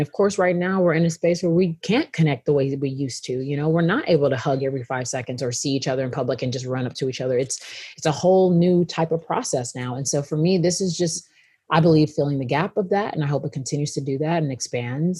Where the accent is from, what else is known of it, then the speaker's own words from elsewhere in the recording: Houston, Texas, United States; moved away as an adult; now in Los Angeles, United States; I'm from Houston, Texas